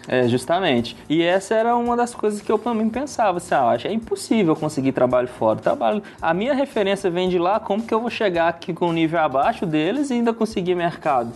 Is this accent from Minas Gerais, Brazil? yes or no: yes; Betim, Minas Gerais, Brazil; Eu sou de Brité